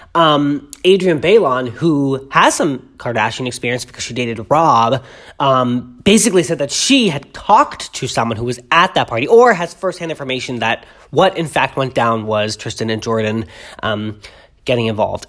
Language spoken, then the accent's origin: English; Boston, Massachusetts, United States; I grew up in Boston